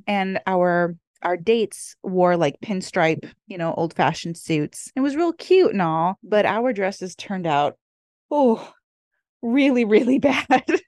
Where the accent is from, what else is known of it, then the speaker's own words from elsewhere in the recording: California, United States; now in Hawaii, United States; at heart, I'm probably always gonna be a California girl